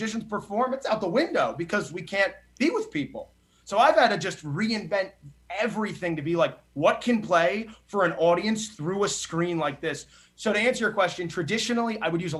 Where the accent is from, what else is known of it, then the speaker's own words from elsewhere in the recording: New Jersey, United States; I grew up in New Jersey.